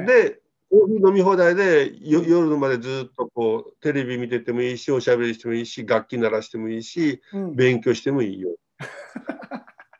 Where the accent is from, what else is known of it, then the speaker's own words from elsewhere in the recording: Japan; 私は日本生まれ、日本育ちです